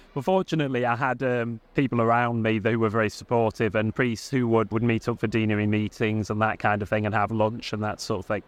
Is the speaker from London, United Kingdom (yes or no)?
no; Southport, North West England, United Kingdom; I'm not Manx, I'm from Southport